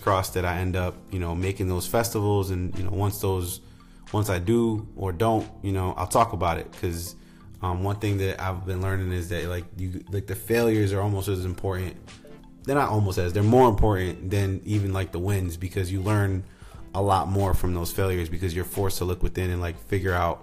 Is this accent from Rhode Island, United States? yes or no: yes; Rhode Island, United States; moved away; back in my home state of Rhode Island